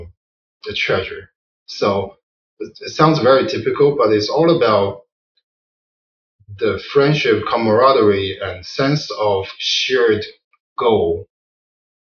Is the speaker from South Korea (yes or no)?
no; Wenzhou, Zhejiang, China; moved away as an adult; now in United States; It's called Wenzhou. Zhejiang.